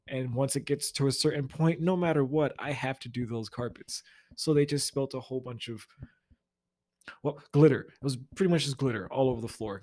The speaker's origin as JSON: {"language": "English", "region": "Florida", "country": "United States", "also_born_or_lived": "the South", "moved": "yes", "lives_now": "Midwest, United States", "said": "I'm from Florida"}